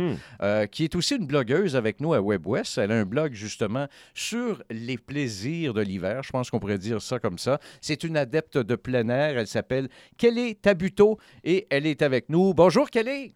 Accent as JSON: {"language": "French", "region": "Quebec", "country": "Canada", "moved": "yes", "said": "on vient du Québec, on est originaire du Québec"}